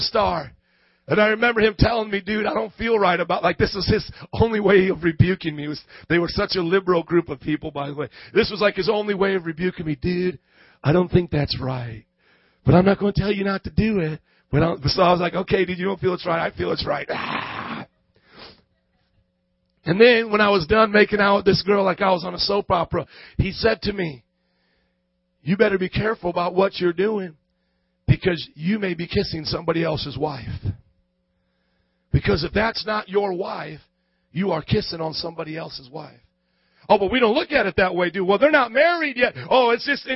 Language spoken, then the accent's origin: English; Fort Wayne, Indiana, United States; moved away as an adult; now in Chicago, United States; I was from Fort Wayne, Indiana